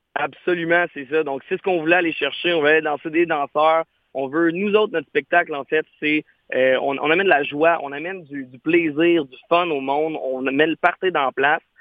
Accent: Quebec, Canada; on est québécois, on est fiers d'être francophone

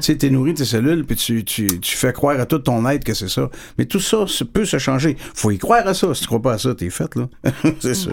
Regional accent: Lévis, Quebec, Canada; je suis natif de Lévis

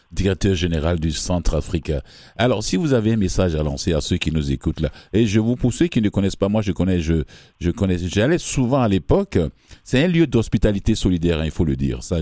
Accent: Côte d’Ivoire; now in Canada; C'est mon euh, pays d'origine.

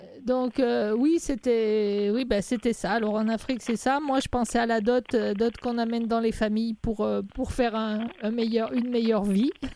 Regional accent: France; je suis française et moi, l'anglais, euh, n'est, est loin d'être ma langue maternelle

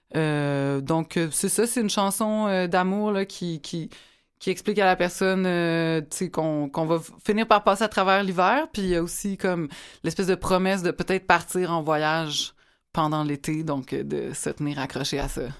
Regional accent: Repentigny, Quebec, Canada; je viens de Repentigny

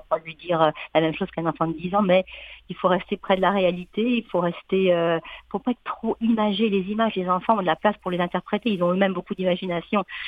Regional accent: France; accent: French; now in Quebec, Canada; je viens de la France, comme mon accent trahit

